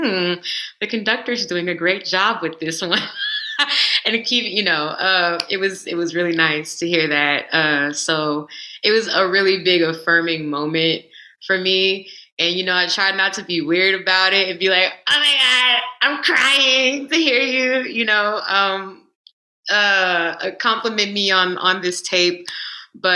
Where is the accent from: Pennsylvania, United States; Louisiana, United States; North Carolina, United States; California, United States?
Louisiana, United States; Baton Rouge; moved away as an adult; I'm from Baton Rouge and I went to school at LSU and I wanted to get out of Baton Rouge.